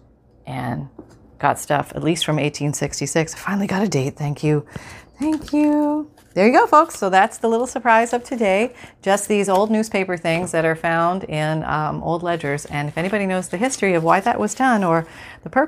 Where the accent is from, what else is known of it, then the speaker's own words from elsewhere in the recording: Canada; growing up in Canada